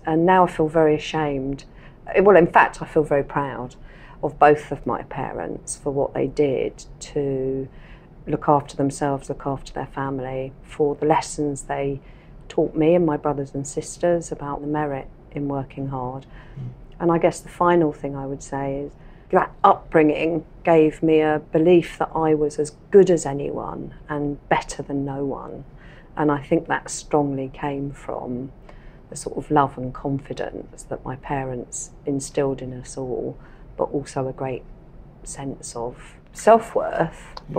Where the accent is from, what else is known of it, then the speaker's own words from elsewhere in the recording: Faversham, South East England, United Kingdom; I was born in Faversham in Kent in 1960, the fifth of six children